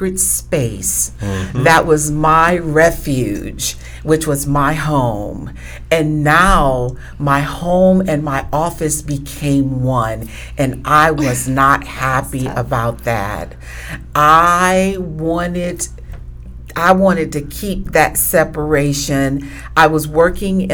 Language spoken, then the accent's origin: English; Georgia, United States; We're both Georgia girls